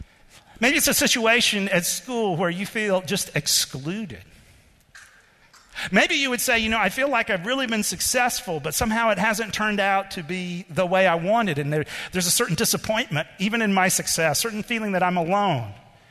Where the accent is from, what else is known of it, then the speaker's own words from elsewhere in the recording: Fargo, North Dakota, United States; Well, we're from Fargo.